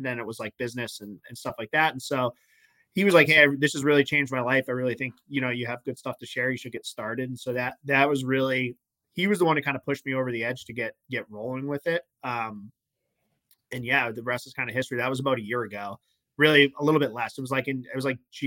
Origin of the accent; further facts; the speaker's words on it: Massachusetts, United States; I'm from Mass